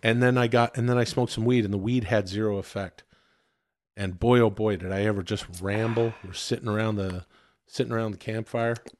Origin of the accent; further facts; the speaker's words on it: Canada; I'm Canadian.